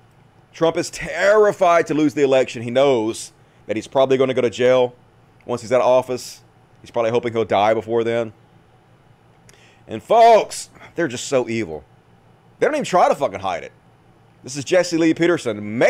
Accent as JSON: {"language": "English", "country": "Bosnia & Herzegovina", "said": "I'm from Bosnia. My aunt and uncle live in Serbia, and my uncle has the virus."}